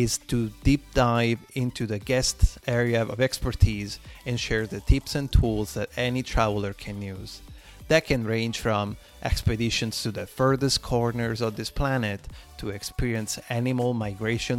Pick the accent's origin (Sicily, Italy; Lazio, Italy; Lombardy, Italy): Lazio, Italy; Rome; moved away as an adult; now in Florida, United States; I was fortunate to be born and raised in Rome, Italy